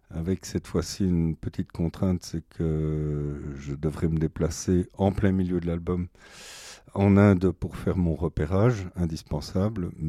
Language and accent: French; Ticino, Switzerland; Moi, j'ai passé une grande partie de mon enfance en Suisse, au lac de Lugano.